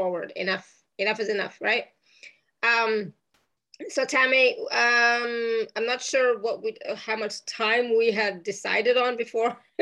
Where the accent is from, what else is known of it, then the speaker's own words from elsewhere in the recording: Toronto, Ontario, Canada; Fellow Canadian. I'm Canadian too, just saying, you know, so yes. I'm from Toronto.